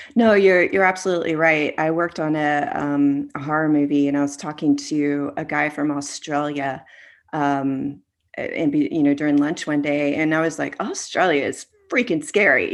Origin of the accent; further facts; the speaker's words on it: Florida, United States; growing up in Florida